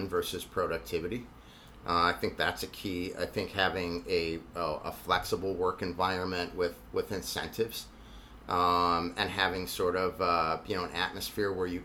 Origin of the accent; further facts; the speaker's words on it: Buffalo, New York, United States; I tell them I'm from Buffalo